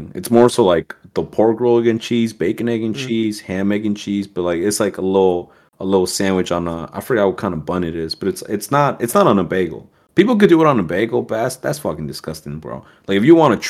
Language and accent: English; Southern New Jersey, United States; I'm from Southern Jersey